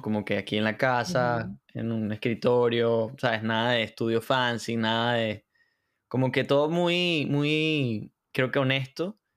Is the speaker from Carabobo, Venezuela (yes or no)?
yes; Valencia, Carabobo, Venezuela; also born or lived in San Diego, Carabobo; soy de Venezuela, de, de Valencia, eh, estado Carabobo. Eh, vivía, viví en Valencia y luego me mudé a San Diego, que es como que otro municipio por allá.